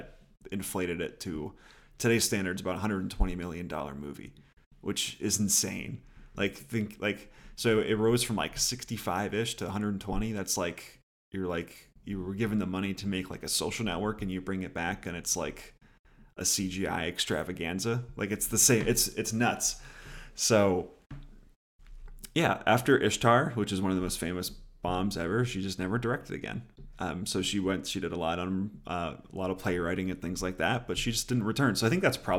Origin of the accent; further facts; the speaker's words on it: Philadelphia, Pennsylvania, United States; because I'm a Philadelphian at heart, and this movie takes place in grimy 1970s Philadelphia.